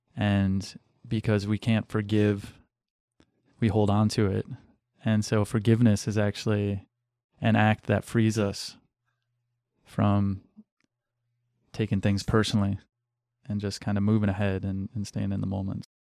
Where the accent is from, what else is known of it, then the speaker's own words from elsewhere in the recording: Western Michigan, United States; moved away as an adult; also born or lived in Cleveland, Ohio / Orange County, California; I grew up in Western Michigan, but I, I was born in Cleveland and lived in Orange County, L A for a little while and then moved to Western Michigan, small town